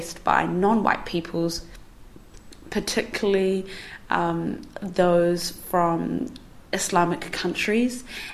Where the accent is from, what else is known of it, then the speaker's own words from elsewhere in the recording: New Zealand; I am also a Kiwi person